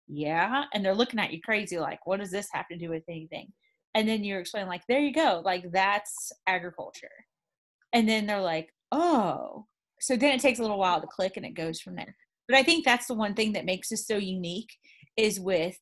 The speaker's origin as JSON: {"language": "English", "area": "near Zephyrhills", "region": "Florida", "country": "United States", "tie": "born or raised there", "said": "growing up so close to Zephyr Hills"}